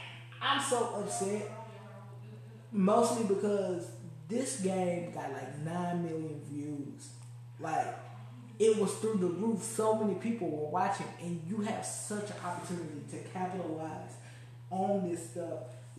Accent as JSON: {"language": "English", "town": "Baltimore", "region": "Maryland", "country": "United States", "said": "I'm from Baltimore. I'm from Maryland. I wear my lashes when I hoop."}